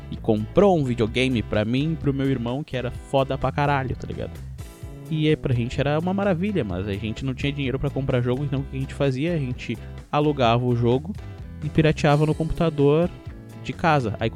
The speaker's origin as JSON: {"language": "Portuguese", "region": "Rio Grande do Sul", "country": "Brazil", "said": "ele é gaúcho, e começam a me tirar por eu ser gaúcho. Mas graças a Deus eu não sou carioca"}